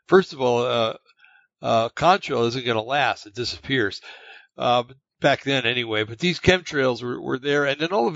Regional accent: New Jersey, United States; I grew up in New Jersey

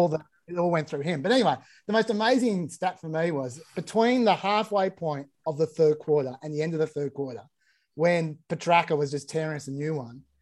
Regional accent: Sydney, New South Wales, Australia; I'm from Sydney

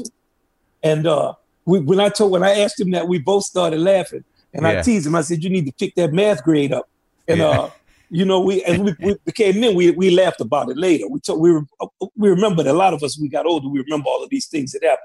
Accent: Kenner, Louisiana, United States; moved away as an adult; also born or lived in New Orleans, Louisiana; I grew up outside of New Orleans. It's Kenner, Lil Farms, Brobridge, Towns. We moved to New Orleans when I was 12

